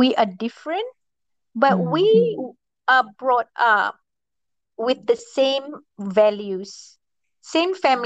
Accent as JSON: {"language": "English", "country": "Malaysia", "tie": "born or raised there", "said": "I grew up in a village in Malaysia"}